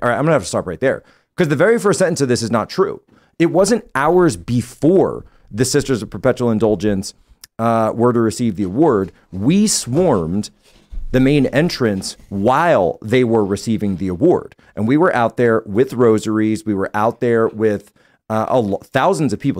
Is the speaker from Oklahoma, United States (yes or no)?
no; Philadelphia, Pennsylvania, United States; I was born and raised in the Philadelphia Archdiocese